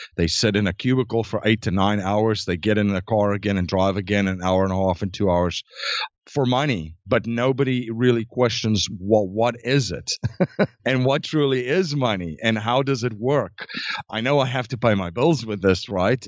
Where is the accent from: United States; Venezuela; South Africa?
South Africa; I was born in South Africa, born and raised, and grew up